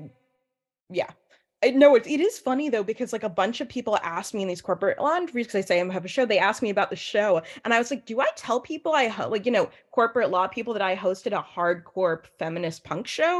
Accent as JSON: {"language": "English", "town": "New York City", "region": "New York", "country": "United States", "tie": "born or raised there", "said": "when I was a kid, I grew up here in New York City, where I'm speaking to you from live today"}